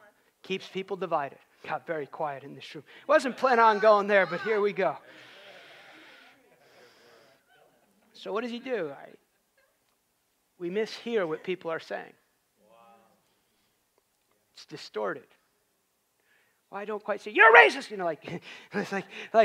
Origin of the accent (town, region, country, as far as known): United States